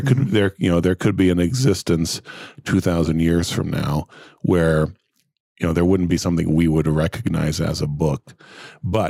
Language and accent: English; Brazil; moved away; I grew up in Brazil and, we spoke English in the house, but that was the only place there was English.